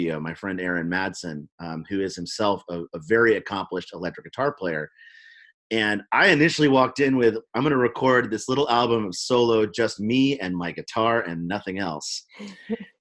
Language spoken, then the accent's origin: English; Oakland, California, United States; also born or lived in Memphis, Tennessee; I grew up in Oakland, California, but I'm from Memphis